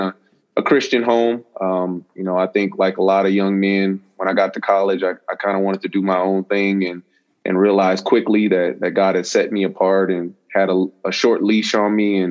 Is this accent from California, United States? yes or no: no; Las Vegas, Nevada, United States; I grew up in Las Vegas, and you know, contrary to what people believe, we do live in houses and not in casinos and hotels